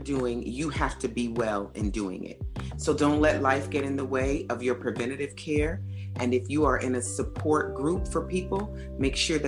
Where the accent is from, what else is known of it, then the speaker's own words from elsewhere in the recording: New York, United States; now in New Jersey, United States; I'm from New York